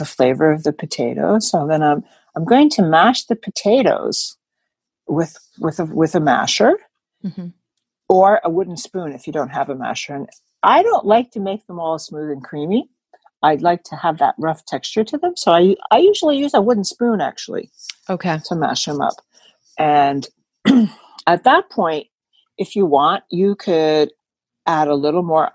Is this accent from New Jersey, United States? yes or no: yes; New Jersey, United States; I'm from New Jersey, Taylor ham country